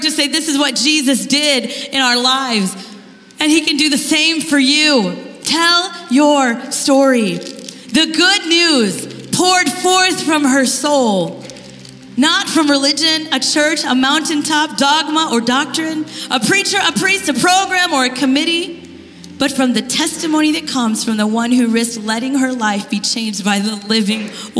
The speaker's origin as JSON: {"language": "English", "country": "India", "said": "I'm Indian."}